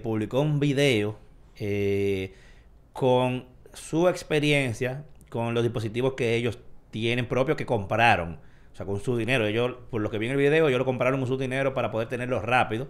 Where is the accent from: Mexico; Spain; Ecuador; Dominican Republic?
Dominican Republic; como dominicano al fin